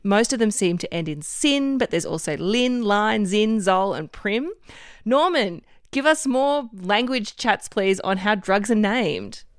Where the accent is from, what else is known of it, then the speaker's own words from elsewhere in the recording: Queensland, Australia; my home state of Queensland